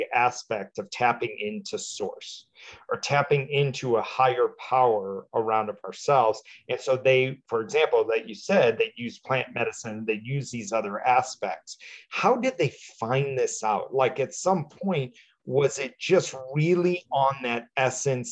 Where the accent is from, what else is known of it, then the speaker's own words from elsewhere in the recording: Midwest, United States; We grew up in the Midwest